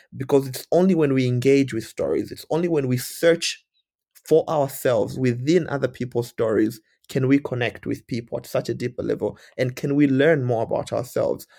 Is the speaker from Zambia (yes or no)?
yes; Zambia; moved away as an adult; also born or lived in India; I'm from Zambia